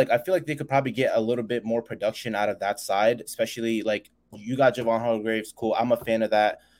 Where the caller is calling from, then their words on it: Connecticut, United States; also born or lived in San Francisco; Uh, I used to live out in um, San Francisco.